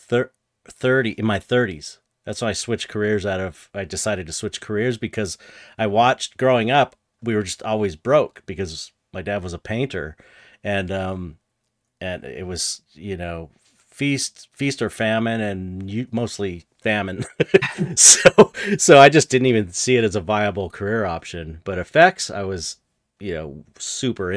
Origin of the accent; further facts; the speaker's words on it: Los Angeles, California, United States; I grew up in San Pedro, which is like a blue collar